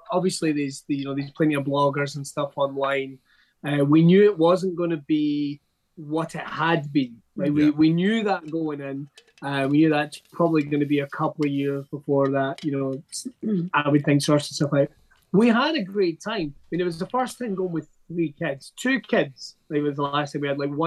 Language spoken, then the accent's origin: English; Scotland, United Kingdom; I'm Scottish